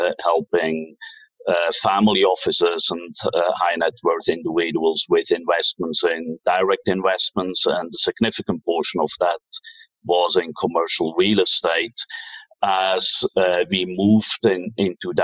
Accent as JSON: {"language": "English", "country": "Switzerland", "also_born_or_lived": "New York / Tokyo / Hong Kong", "moved": "as an adult", "said": "So I'm from Switzerland originally"}